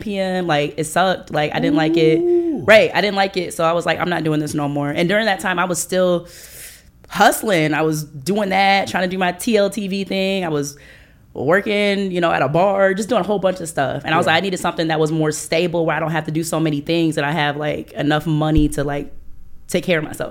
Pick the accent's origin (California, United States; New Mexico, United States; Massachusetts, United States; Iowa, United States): Iowa, United States; moved away as an adult; now in Atlanta, United States; I'm from Iowa